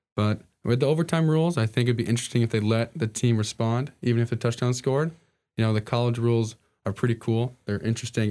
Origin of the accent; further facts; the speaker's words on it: New York, United States; moved away; I'm from New York originally